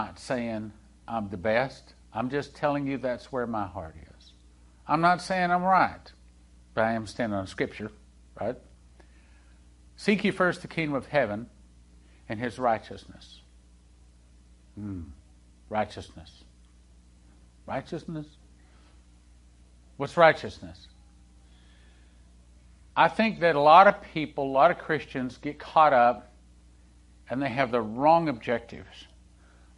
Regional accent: Texas, United States; also born or lived in Topeka, Kansas; when Leslie and I moved from Topeka, Kansas, back down to Texas, where, you know, Texas is home

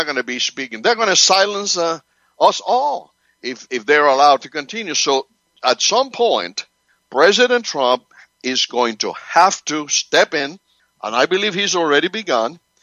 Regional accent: Cuba; also born or lived in Spain; now in United States; I was born in Cuba. I came to this country in 1963

